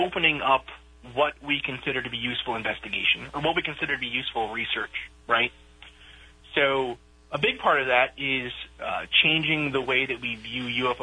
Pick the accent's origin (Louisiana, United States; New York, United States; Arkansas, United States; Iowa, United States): New York, United States; moved away; also born or lived in Boston, Massachusetts; growing up in New York and then living in Boston and New England for so long